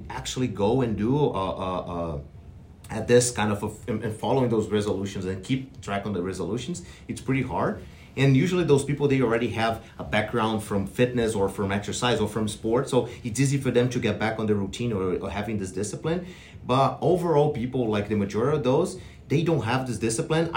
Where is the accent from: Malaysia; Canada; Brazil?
Brazil; moved away as an adult; I'm from Brazil, and then I have my bachelor degree in kinesiology